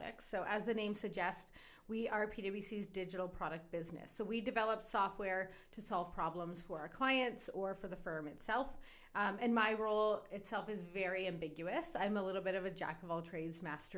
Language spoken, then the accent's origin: English; Edmonton, Alberta, Canada; moved away as an adult; also born or lived in Cornwall, Ontario; now in Calgary, Canada; I moved west to Edmonton when I was 9